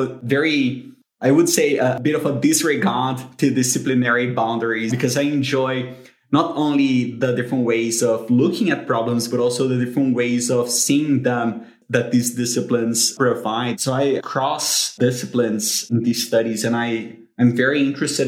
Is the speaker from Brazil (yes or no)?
yes; Brazil; moved away as an adult; now in United Kingdom; because of the way that I was brought up, I'm from Brazil